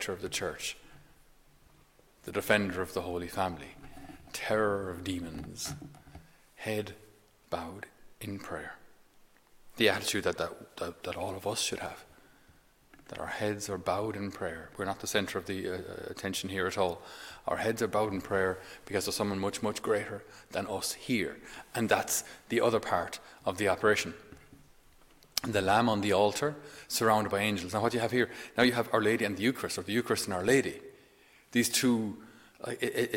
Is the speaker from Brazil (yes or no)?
no; Ireland; we ourselves as Irish people